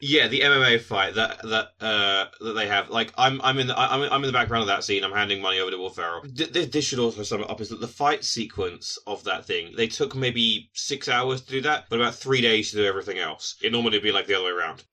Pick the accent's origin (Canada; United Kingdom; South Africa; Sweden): United Kingdom; us as British people